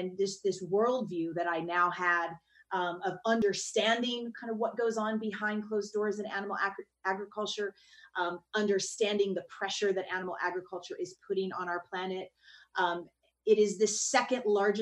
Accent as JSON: {"language": "English", "region": "the South", "country": "United States", "tie": "born or raised there", "said": "I grew up in the South"}